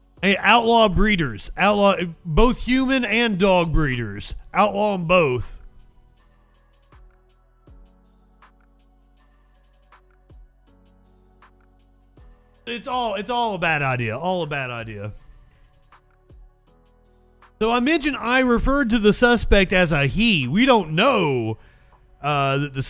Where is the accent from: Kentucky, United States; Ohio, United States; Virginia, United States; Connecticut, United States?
Kentucky, United States; Eastern; I'm from Eastern Kentucky